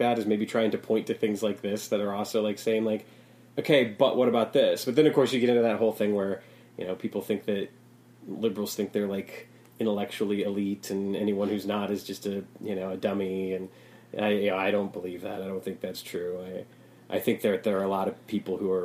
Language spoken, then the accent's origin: English; Chicago, Illinois, United States; being a Chicagoan